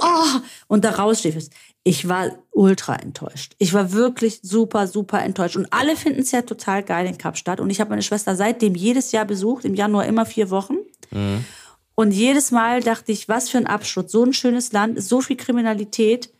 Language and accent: German; Stavros, Greece; moved away; in Stavros liegen werde, wo ich herkomme